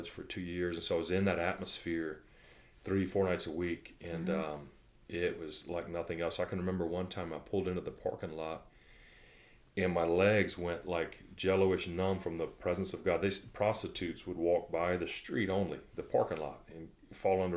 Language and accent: English; Louisiana, United States; we're all from Louisiana